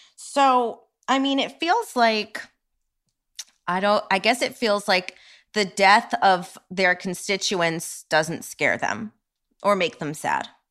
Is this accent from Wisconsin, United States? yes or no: no; New York, United States; as a New Yorker